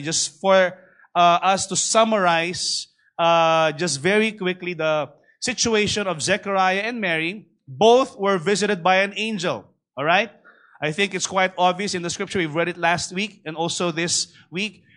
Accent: Manila, Metro Manila, Philippines; I grew up in Tondo personally. My, my first seven uh, years, I was actually raised in Tondo

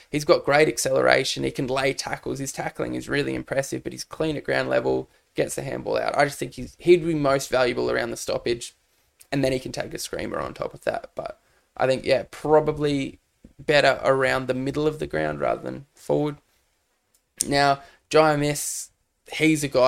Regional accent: Cairns, Queensland, Australia; I'm from Cairns

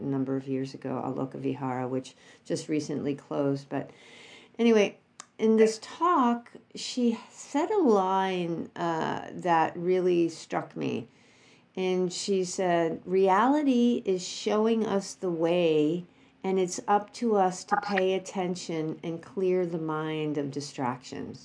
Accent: New York, United States; moved away; we went back to New York, which is my hometown

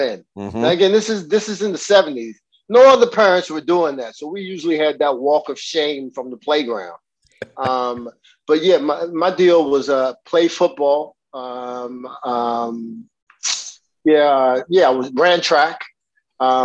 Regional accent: Washington, District of Columbia, United States; moved away as an adult; also born or lived in New York; I grew up in Northwest

